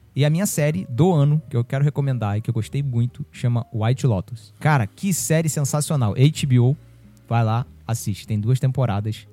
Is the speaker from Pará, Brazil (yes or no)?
no; São Gonçalo, Rio de Janeiro, Brazil; ela faz parte do imaginário de São Gonçalo, né? De onde eu cresci